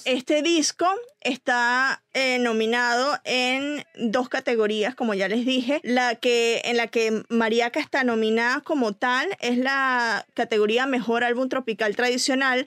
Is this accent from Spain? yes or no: no; Venezuela; moved away